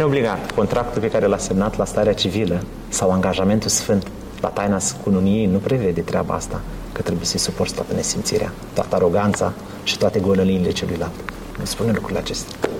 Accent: Romania; now in Leeds, United Kingdom; noi ca și români

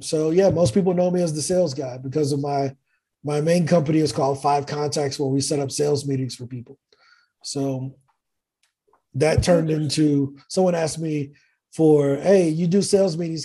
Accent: East St. Louis, Illinois, United States; moved away as an adult; also born or lived in Virginia Beach; now in Medellin, Colombia; born and raised in East St. Louis

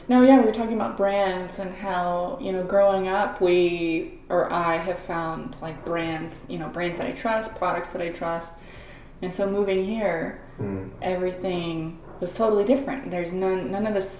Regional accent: Texas, United States; moved away as an adult; also born or lived in Monterey, California; now in Luxembourg; I'm originally from Texas

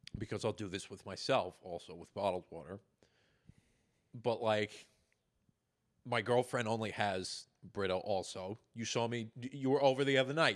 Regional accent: Long Island, New York, United States; moved away as an adult; growing up on Long Island, you are not supposed to go anywhere near the water

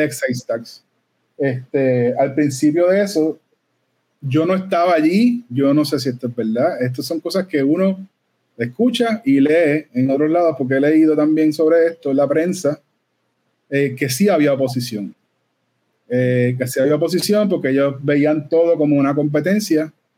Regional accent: Puerto Rico; Todos los que somos de Puerto Rico

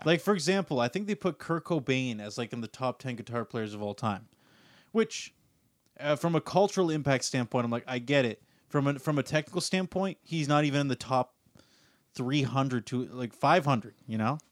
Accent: Canada; being Canadian

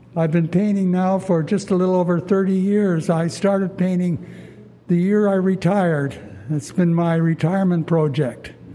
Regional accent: Ottawa, Ontario, Canada; this is my hometown, so I guess I have a good feel for Ottawa.

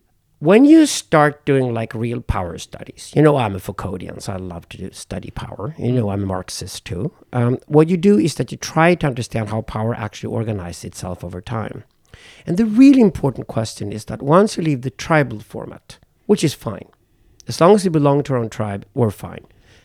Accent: South Africa; Being a white South African, I come from mixed race South African family

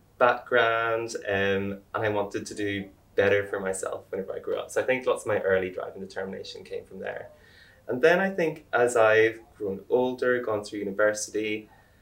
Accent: Ireland; now in United Kingdom; I'm Irish

